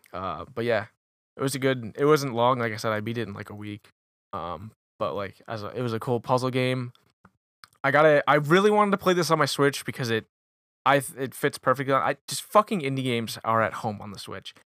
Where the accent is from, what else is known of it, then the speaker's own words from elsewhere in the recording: Warwick, Rhode Island, United States; I'm from Warwick